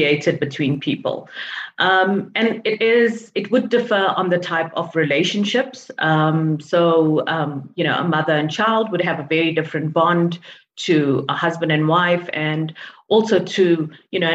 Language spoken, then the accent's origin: English; South Africa; I'm from South Africa